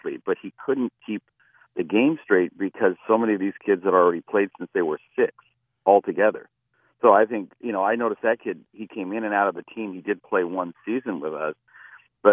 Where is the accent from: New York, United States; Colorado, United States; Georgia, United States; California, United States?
California, United States; now in Ridgefield, Connecticut, United States; I grew up in the West Coast